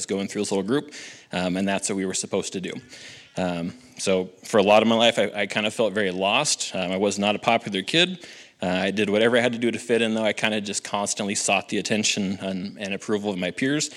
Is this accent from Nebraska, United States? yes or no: yes; Halsey, Nebraska, United States; I grew up in Halsey, Nebraska